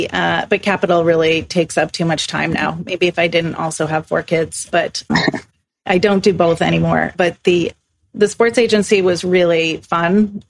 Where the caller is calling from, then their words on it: Stockholm, Stockholm County, Sweden; I'm calling in from Stockholm, Sweden, and thanks for having me on.